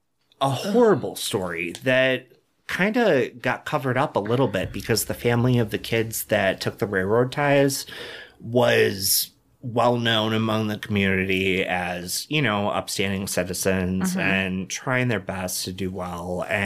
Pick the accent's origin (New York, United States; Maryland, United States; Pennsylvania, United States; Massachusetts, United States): New York, United States; Dunkirk; born or raised there